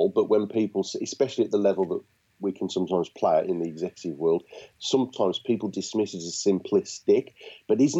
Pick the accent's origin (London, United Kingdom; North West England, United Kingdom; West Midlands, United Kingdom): West Midlands, United Kingdom; Birmingham; being a Brummie